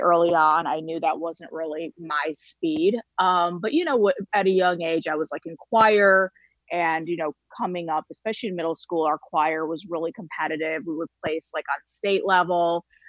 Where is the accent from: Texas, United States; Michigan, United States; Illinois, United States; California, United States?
Michigan, United States; Kalamazoo; growing up in a small town in the Midwest